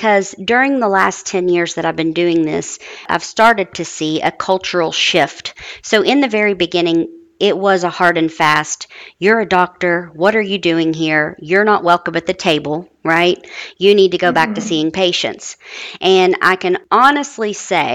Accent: Huntington, West Virginia, United States; moved away; I'm originally from Huntington, West Virginia.

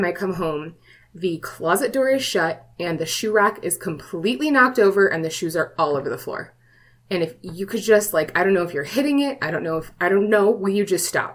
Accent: Hawaii, United States; moved away; I was raised, I was born in Hawaii, and my parents raised me on stories of the Menahuni

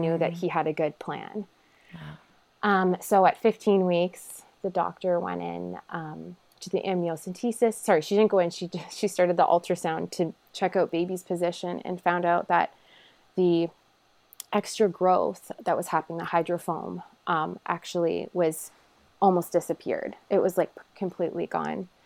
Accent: a small town in Ontario, Canada; I am from Canada

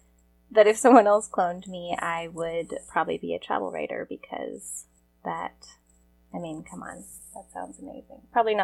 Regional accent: Oregon, United States; also born or lived in East Africa; I spent a number of years growing up in East Africa, but I am an Oregon girl with degrees now from Portland State University and the University of Oregon. I am not religious

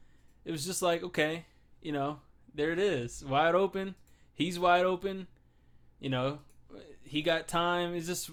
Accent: Hollywood, Florida, United States; I was born in Hollywood, Florida

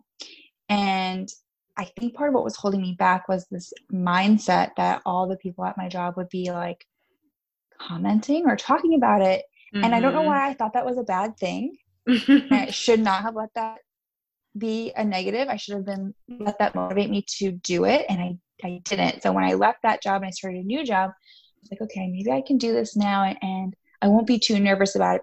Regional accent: the Poconos, Northeast Pennsylvania, United States; moved away as an adult; now in Philadelphia, United States; I grew up in the Northeast PA in the Poconos

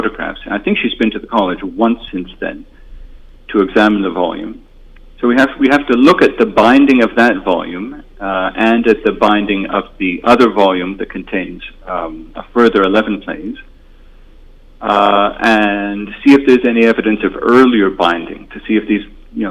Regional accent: Toronto, Ontario, Canada; moved away; I'm from Toronto originally, and I still listen to CBC Radio

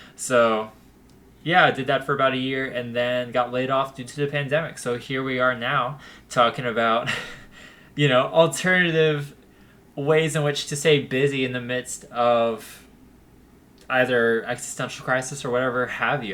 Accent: Youngsville, North Carolina, United States; I grew up in Youngsville, North Carolina

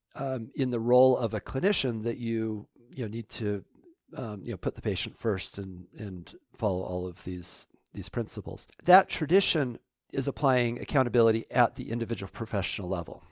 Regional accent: Salt Lake City, Utah, United States; I grew up in Salt Lake City

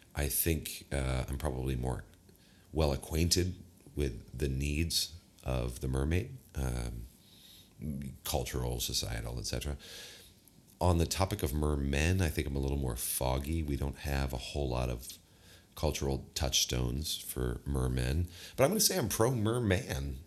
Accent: American Midwest, United States; we are from the American Midwest

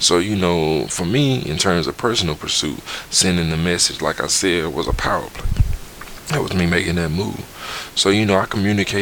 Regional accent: Southeast, United States; moved away as an adult; also born or lived in Georgia / Midwest; growing up in the Southeast

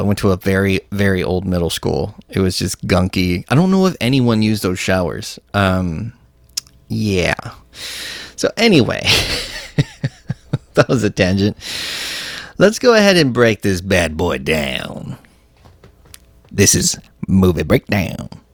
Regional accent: Texas, United States; I'm from Texas

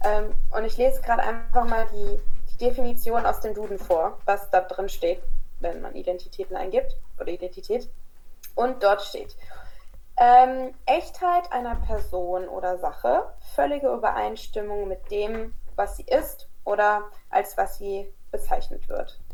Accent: Kassel, Hesse, Germany; born or raised there; moved away as an adult; also born or lived in Croatia (father); now in France

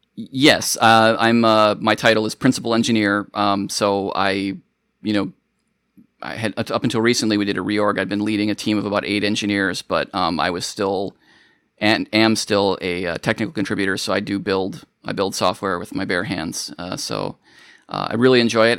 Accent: Minnesota, United States; moved away; I grew up in Minnesota

